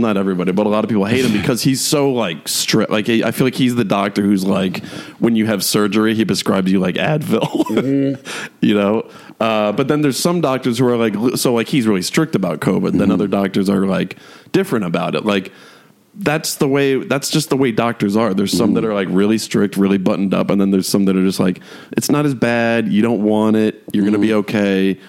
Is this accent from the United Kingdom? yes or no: no; Syracuse, New York, United States; growing up in Syracuse, they had that swan, that lake